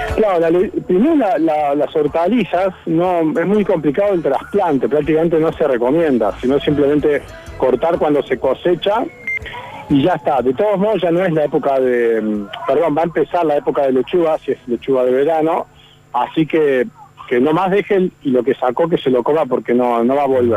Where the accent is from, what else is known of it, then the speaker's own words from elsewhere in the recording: Buenos Aires, Argentina; now in Córdoba, Argentina; yo que soy de Buenos Aires